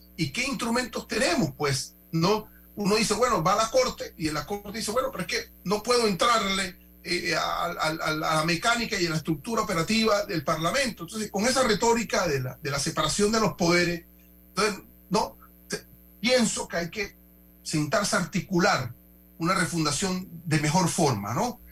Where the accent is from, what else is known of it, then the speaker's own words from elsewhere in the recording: Panama; como panameños todos.